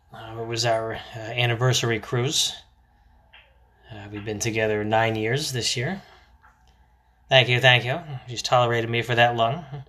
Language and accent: English; Florida, United States; growing up in Florida